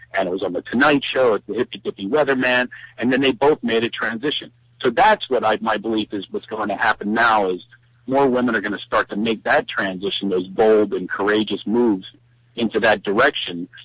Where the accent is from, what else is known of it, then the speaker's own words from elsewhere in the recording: Philadelphia, Pennsylvania, United States; accent: Philadelphia; my horrible Philadelphia accent